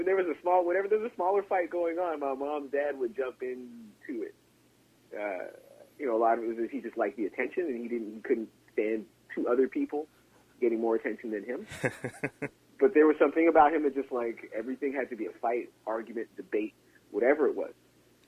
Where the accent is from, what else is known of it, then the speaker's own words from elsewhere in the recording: Chicago, Illinois, United States; But I'm a different generation. I'm from Chicago. I have rights.